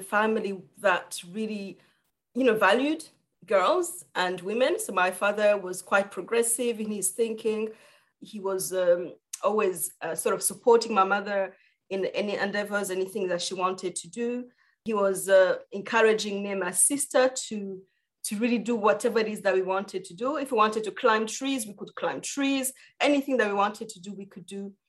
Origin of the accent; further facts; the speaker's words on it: Rwanda; I am from Rwanda